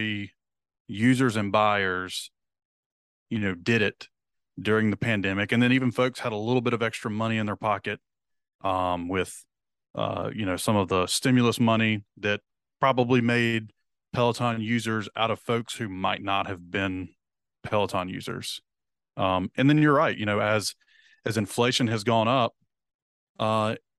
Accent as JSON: {"language": "English", "region": "the South", "country": "United States", "said": "We're from the South"}